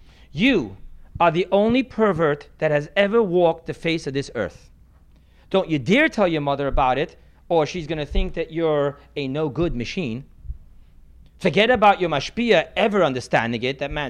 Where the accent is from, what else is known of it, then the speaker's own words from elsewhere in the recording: United States; I'm American